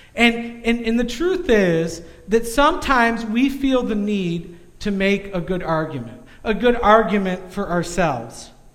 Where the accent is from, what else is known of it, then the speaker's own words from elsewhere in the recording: United States; as an American